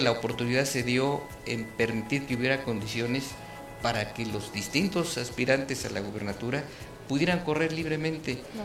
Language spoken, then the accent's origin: Spanish; Querétaro, Mexico